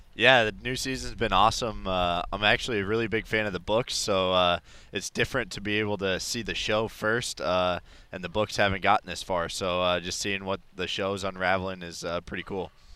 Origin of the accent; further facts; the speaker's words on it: Denver, Colorado, United States; now in San Francisco, United States; I grew up in Denver, so I grew up going to a lot of Rockies games